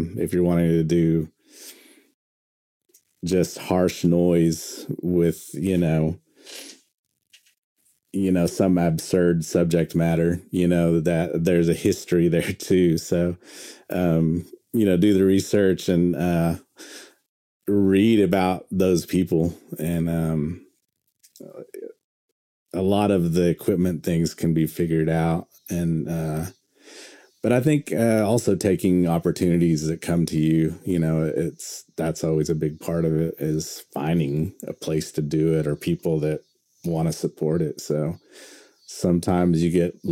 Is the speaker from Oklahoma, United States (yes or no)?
yes; Pawnee, Oklahoma, United States; growing up in Oklahoma and growing up on, you know, in Pawnee, Oklahoma